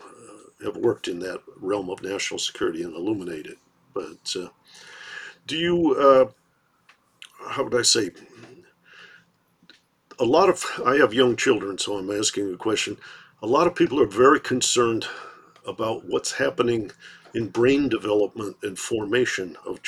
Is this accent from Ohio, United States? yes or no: no; Detroit, Michigan, United States; grown up in Detroit